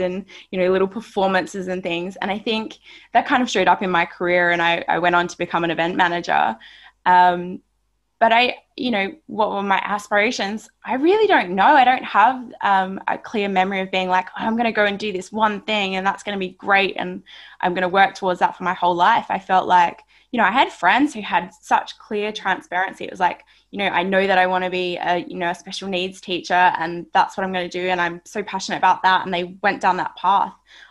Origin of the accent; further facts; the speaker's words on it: Barossa Valley, South Australia, Australia; moved away as an adult; now in Sydney, Australia; I'm a country kid. I grew up in Barossa Valley, South Australia.